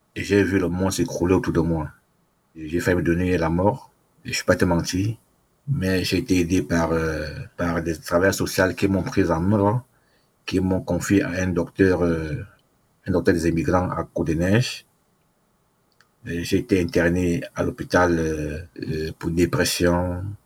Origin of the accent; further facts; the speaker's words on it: Cameroon; moved away as an adult; now in Canada; je suis d'abord africain, camerounais, et je suis au Canada, je suis demandeur d'asile